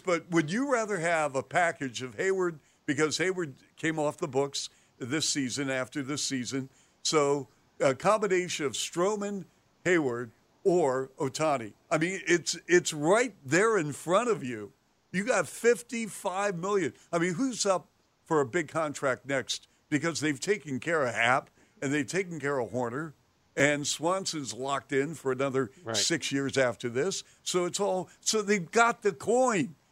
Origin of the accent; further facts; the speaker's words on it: Seattle, Washington, United States; now in Chicago, United States; growing up in Seattle, I'm from Seattle, and I remember the Seattle Pilots in '69